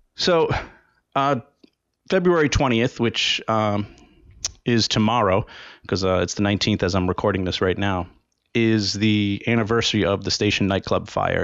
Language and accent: English; Rhode Island, United States; in my home state of Rhode Island. That's where I was born and where I grew up.